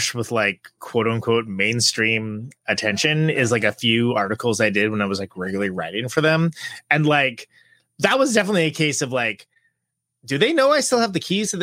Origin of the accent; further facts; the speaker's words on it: Modesto, California, United States; I was born in Modesto, California, the Central Valley